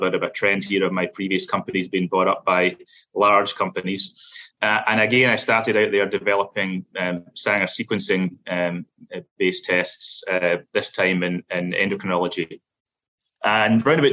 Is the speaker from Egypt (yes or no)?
no; Glasgow, Scotland, United Kingdom; moved away as an adult; now in United States; I'm originally from Scotland, specifically from Glasgow.